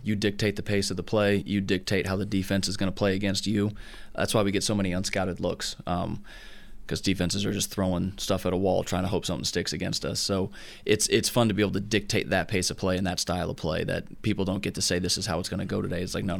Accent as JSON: {"language": "English", "region": "Southern California", "country": "United States", "tie": "born or raised there", "also_born_or_lived": "Oklahoma", "moved": "as an adult", "lives_now": "Tennessee, United States", "said": "Growing up in Southern California, it was when I went to Oklahoma, it was interesting to hear people say, like, yeah, I've been to the beach a couple times, because that's just like what we did."}